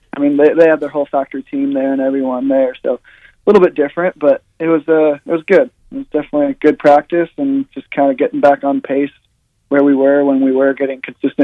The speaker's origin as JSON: {"language": "English", "region": "Washington", "country": "United States", "moved": "yes", "lives_now": "Travelers Rest, United States", "said": "I came from Washington, obviously"}